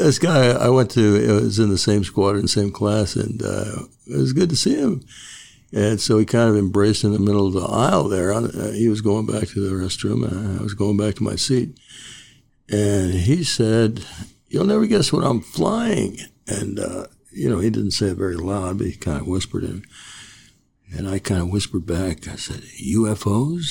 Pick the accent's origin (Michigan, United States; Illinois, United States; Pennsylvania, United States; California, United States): California, United States; Commerce; now in Ojai, United States; I grew up, it's now called Commerce in Los Angeles, East Los Angeles.